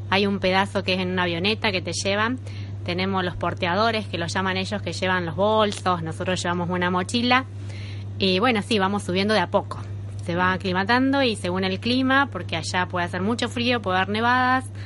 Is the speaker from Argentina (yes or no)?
yes; Argentina; Somos cinco argentinos y tres españoles